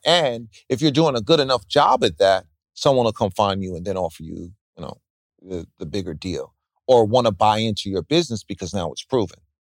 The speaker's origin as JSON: {"language": "English", "region": "New York", "country": "United States", "said": "me as being a New Yorker"}